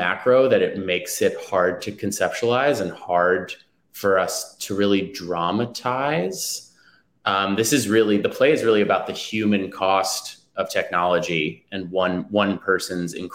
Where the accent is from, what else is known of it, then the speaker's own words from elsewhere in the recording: New York City, New York, United States; I grew up in New York City, in the Manhattan section of New York City